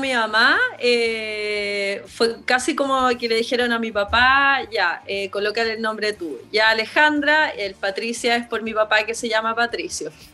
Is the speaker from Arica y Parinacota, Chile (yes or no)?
no; Hualpén, Biobío, Chile; also born or lived in Talcahuano / Concepción; Nací en Talcahuano, en el Hospital Higueras, eh, viví mi infancia chiquitita siempre en Hualpén, porque mis abuelos eran de Hualpén. Entonces, no vivía con ellos, yo vivía acá en Concepción